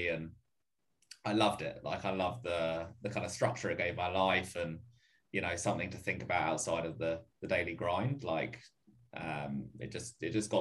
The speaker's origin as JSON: {"language": "English", "area": "Essex", "region": "East of England", "country": "United Kingdom", "tie": "born or raised there", "also_born_or_lived": "London", "moved": "as an adult", "lives_now": "Sydney, Australia", "said": "Essex boy, born and bred, and then moved over here about 4.5 years ago"}